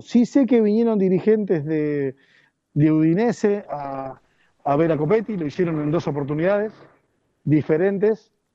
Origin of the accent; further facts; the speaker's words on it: Argentina; no soy más argentino